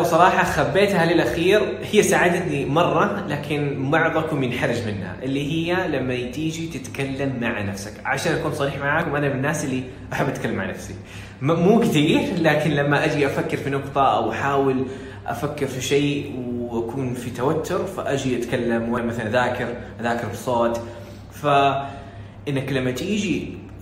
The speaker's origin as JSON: {"language": "Arabic", "country": "Saudi Arabia", "said": "وانا ما طلعت من السعوديه ولا في السعوديه وفي ثالثه ثانوي"}